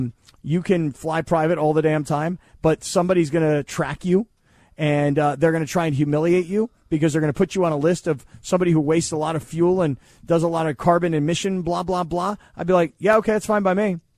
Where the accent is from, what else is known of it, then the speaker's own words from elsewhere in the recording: California, United States; I grew up down here in Orange County